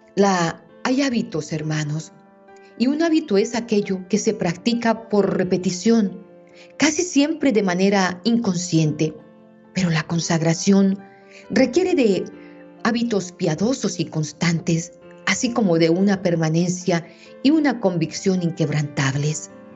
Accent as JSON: {"language": "Spanish", "region": "Meta", "country": "Colombia", "said": "Aquí en mi tierra tenemos un día festivo"}